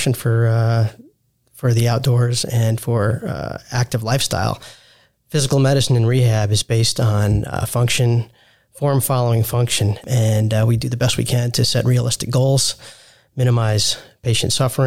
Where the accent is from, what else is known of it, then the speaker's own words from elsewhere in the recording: New York, United States; moved away as an adult; also born or lived in Salt Lake City, Utah / Texas; now in Dallas, United States; I'm born and raised in New York to immigrants who are both physicians as well